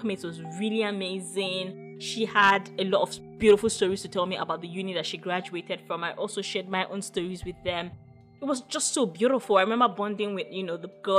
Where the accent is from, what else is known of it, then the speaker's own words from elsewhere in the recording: Ogun State, Nigeria; I am Yoruba. I come from Ogun State